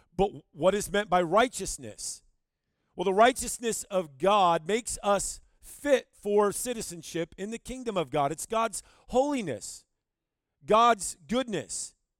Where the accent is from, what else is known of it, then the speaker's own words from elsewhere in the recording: Owosso, Michigan, United States; moved away as an adult; now in Rapid City, United States; I'm from Michigan. I grew up in Owasso, Michigan, right in the middle of the state